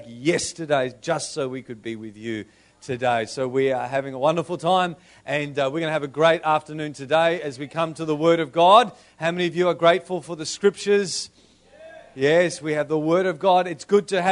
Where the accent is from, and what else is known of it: Australia